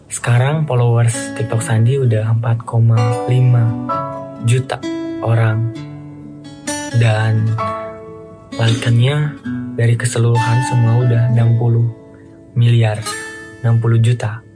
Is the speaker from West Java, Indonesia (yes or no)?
yes; Sukabumi, West Java, Indonesia; bahasa Sunda itu ya bahasa Sunda kan di Sukabumi gitu di kampung di kampung kalau kalau Indonesianya di kampung aku